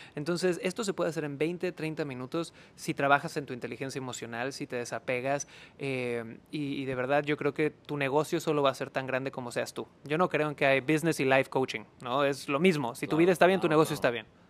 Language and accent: Spanish; Cancún, Quintana Roo, Mexico; moved away; yo nací en Cancún, Quintana Roo